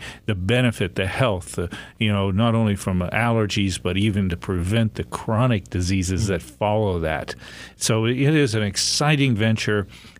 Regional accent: Pennsylvania, United States; born or raised there

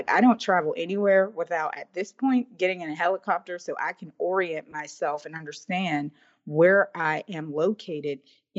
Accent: Braddock, Pennsylvania, United States; my hometown in Braddock

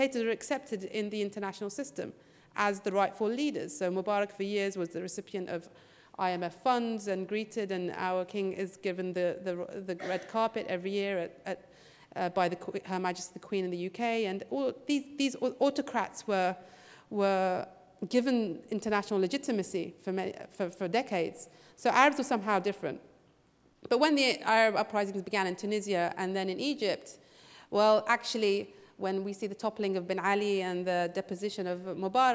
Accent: Bahrain

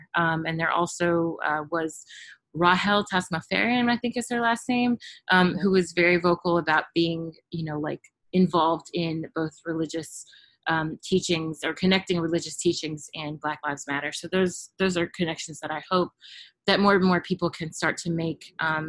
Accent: the South, United States; my family's from the South. I'm from the South. Everyone still lives in Tennessee and Mississippi.

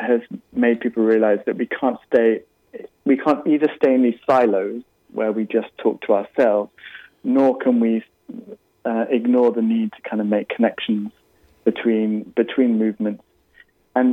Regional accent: United Kingdom; now in California, United States; my home country of the UK

